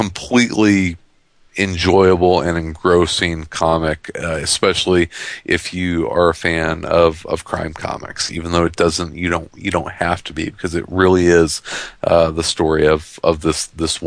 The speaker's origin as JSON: {"language": "English", "region": "Midwest", "country": "United States", "said": "I am a Midwesterner"}